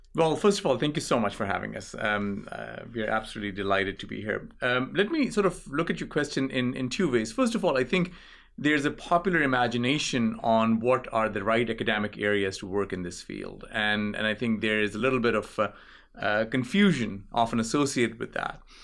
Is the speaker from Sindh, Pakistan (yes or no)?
no; Islamabad, Islamabad Capital Territory, Pakistan; moved away; I grew up in Islamabad